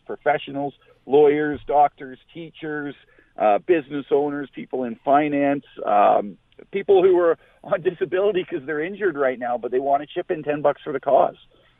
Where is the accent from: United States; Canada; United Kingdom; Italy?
Canada; Southern Ontario; moved away as an adult; also born or lived in Saskatchewan; now in Alberta, Canada; I'm actually from Southern Ontario originally. I moved out to Alberta in 2006 when I joined the Mounted Police.